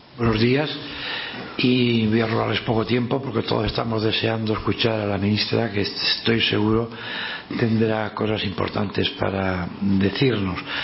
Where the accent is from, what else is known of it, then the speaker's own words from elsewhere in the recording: Spain; como español siempre he sentido pues un gran orgullo